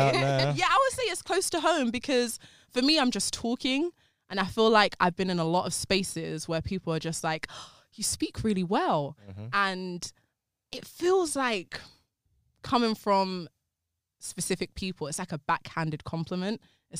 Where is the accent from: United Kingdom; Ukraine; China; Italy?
United Kingdom; London; North London.